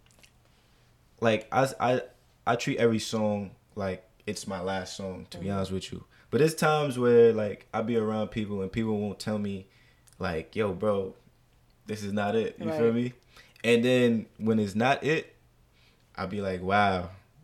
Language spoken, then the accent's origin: English; New York City, New York, United States; also born or lived in Deer Park, Long Island; I am from Jamaica, Queens, New York